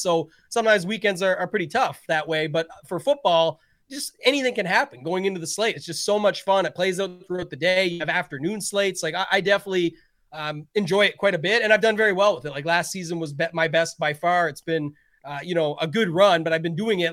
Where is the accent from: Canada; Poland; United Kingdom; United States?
Canada; being Canadian